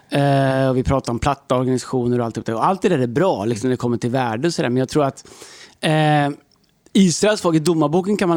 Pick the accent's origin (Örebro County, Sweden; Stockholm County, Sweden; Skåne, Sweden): Stockholm County, Sweden; Stockholm; Vi är från Stockholm.